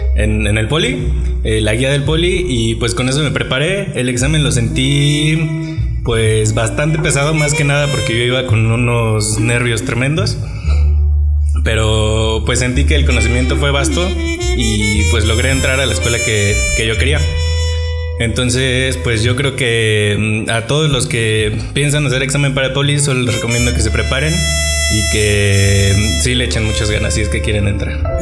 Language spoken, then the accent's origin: Spanish; Mexico City, Mexico; soy efectivamente de la Ciudad de México